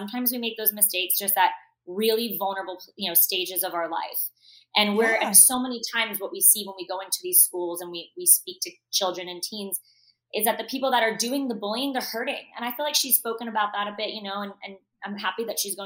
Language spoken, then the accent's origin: English; Parkland, Florida, United States; I grew up in Parkland, Florida.